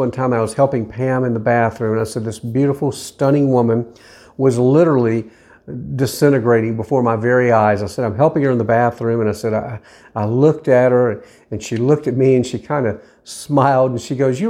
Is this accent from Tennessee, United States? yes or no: yes; Nashville, Tennessee, United States; And I said, believe it or not, I'm actually from the Nashville area.